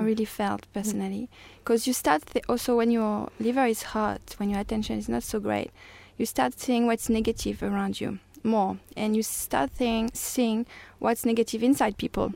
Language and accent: English; France; English is a second language; moved away as an adult; now in Australia; I'm from France